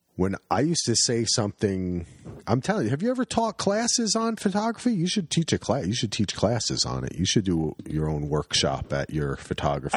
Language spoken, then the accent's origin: English; Union County, New Jersey, United States; also born or lived in New York; now in Oregon, United States; not a lot of hunting in Union County, New Jersey